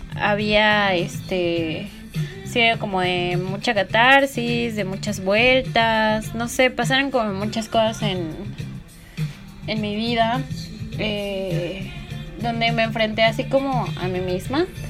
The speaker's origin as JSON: {"language": "Spanish", "region": "Puebla", "country": "Mexico", "tie": "born or raised there", "moved": "as an adult", "lives_now": "Mérida, Mexico", "said": "yo me fui de Puebla porque toda mi vida vivía allí, así desde chiquita"}